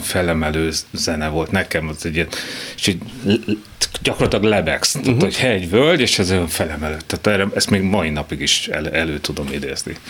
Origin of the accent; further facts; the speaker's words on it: Bonyhád, Tolna, Hungary; moved away as an adult; Ez egy kocka ház, tehát a tipikus kádár kocka, annak minden jellegzetességével, kiskerttel, de, de itt nőttem fel, tehát szép, fantasztikus, de innen el kellett jönni. Tehát, hogy, ö, de jó. Tehát alapvetően jó volt. Azt, hogy bonyhádról el tudok jönni